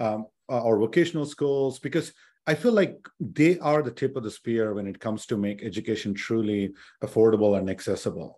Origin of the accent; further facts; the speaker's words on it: India; now in United States; I grew up in India